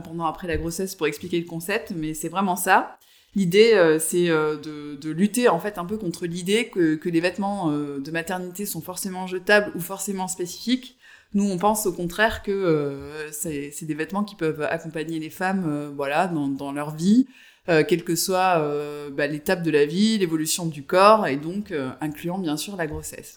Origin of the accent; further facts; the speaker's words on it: Avignon, Provence-Alpes-Côte d'Azur, France; now in Marseille, France; je suis originaire euh, du sud, donc je suis d'Avignon